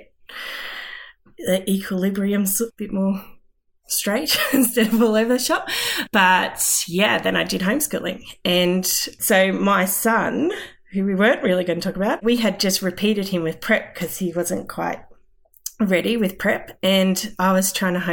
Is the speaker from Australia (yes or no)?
yes; Stanthorpe, Queensland, Australia; also born or lived in Toowoomba / Armidale; I grew up in Stanthorpe on a cattle property.